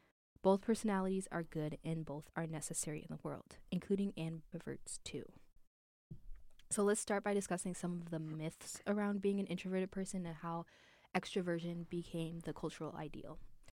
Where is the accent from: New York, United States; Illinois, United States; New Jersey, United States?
Illinois, United States; Chicago; And I grew up in Chicago, in the Chicagoland area, so it's I'm used to it being cold.